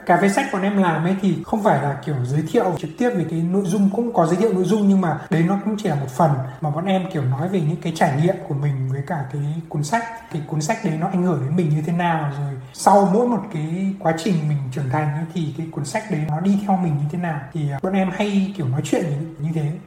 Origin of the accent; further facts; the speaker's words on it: Vietnam; moved away as an adult; also born or lived in France / Paris; now in Canada; em sinh ra lớn lên ở Việt Nam